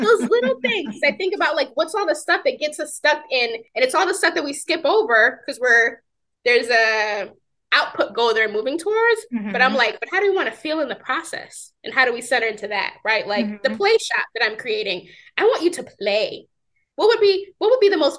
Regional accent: New York, United States; I'm from New York

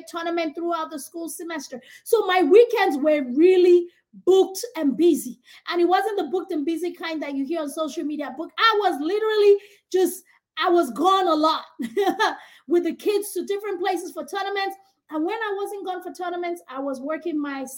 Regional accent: Nigeria; moved away as an adult; now in United States; African, from Nigeria. I grew up in Nigeria, had all of my education all the way to my Bachelor's of Science in Microbiology in Nigeria

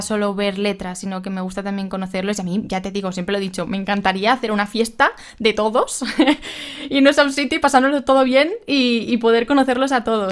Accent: Alicante, Valencian Community, Spain; soy de Alicante

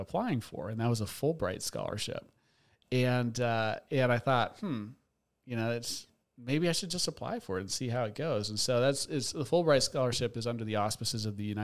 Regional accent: Seattle, Washington, United States; moved away as an adult; also born or lived in New York City; now in North Carolina, United States; I was born and raised in Seattle

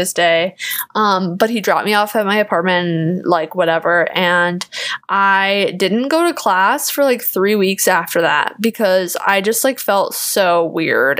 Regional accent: Kenosha, Wisconsin, United States; moved away as an adult; now in Chicago, United States; I was from Kenosha

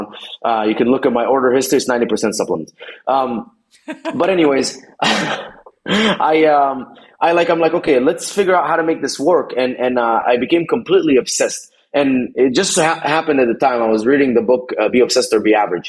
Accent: Dubai, United Arab Emirates; moved away as an adult; also born or lived in Egypt; now in United States; I was born in Egypt. I grew up in Dubai for 17 years or so. Then came to America in 2011

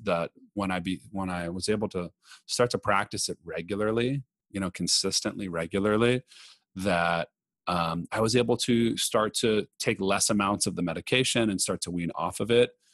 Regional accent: Los Angeles, California, United States; moved away as an adult; also born or lived in New York City; I grew up in Los Angeles

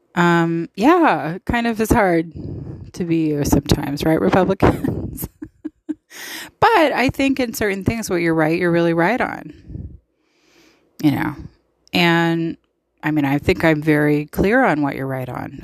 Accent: United States; I love being an American and I'm proud of it.

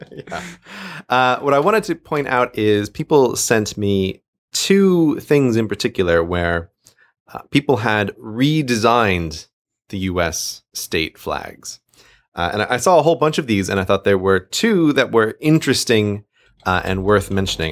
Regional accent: United States; now in London, United Kingdom; I am American

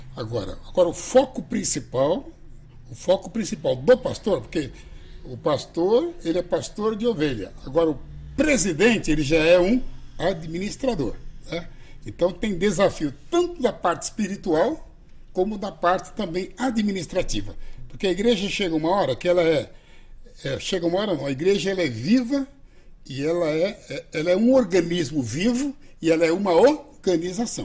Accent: Brazil; nasci ali em São Mateus

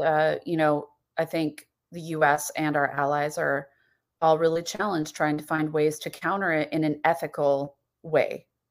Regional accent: United States; As an American

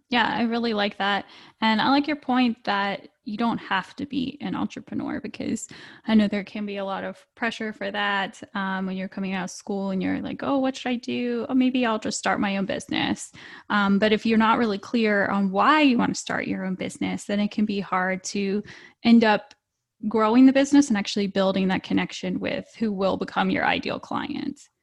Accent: Virginia, United States; I'm from Virginia

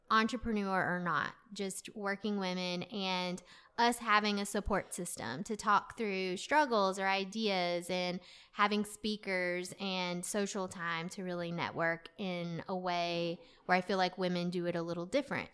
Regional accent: Clayton, North Carolina, United States; also born or lived in Raleigh, North Carolina; I really grew up in Clayton.

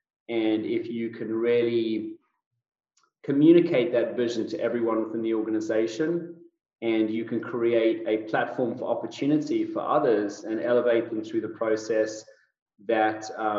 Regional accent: South Africa; also born or lived in United Kingdom; now in United States; No, I'm South African born and bred. Most people don't get my accent right straight off the bat. And that's because it's been a little bit of a melting pot of British thrown in there from my 20 years living in the United Kingdom.

